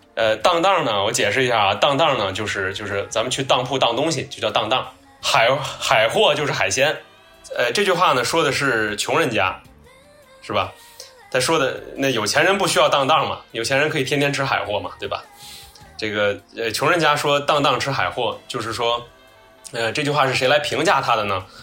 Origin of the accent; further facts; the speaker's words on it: Tianjin, China; 我作为一个这个天津土生土长的大小伙子